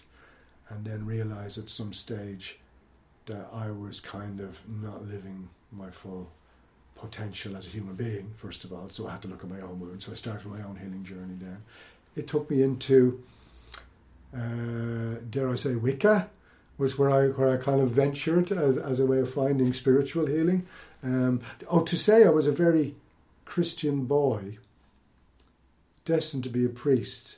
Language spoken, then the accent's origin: English; Ireland; I am born Irish, consider myself Celtic